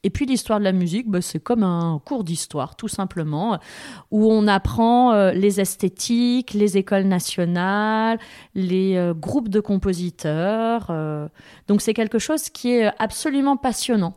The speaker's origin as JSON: {"language": "French", "town": "Thiviers", "region": "Nouvelle-Aquitaine", "country": "France", "tie": "born or raised there", "said": "j'ai grandi à Tivier, maternelle, primaire, collège"}